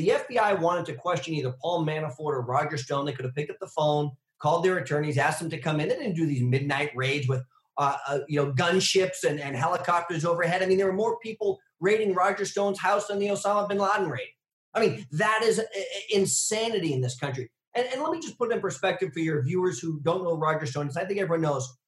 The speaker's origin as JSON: {"language": "English", "region": "New Hampshire", "country": "United States", "said": "here in my home state of New Hampshire"}